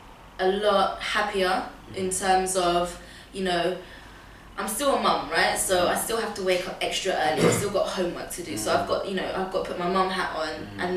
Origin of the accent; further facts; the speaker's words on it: Portugal; born there; I was born in Portugal